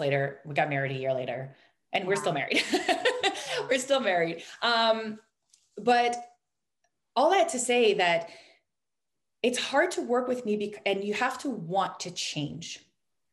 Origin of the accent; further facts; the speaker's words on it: Canada; we're Canadian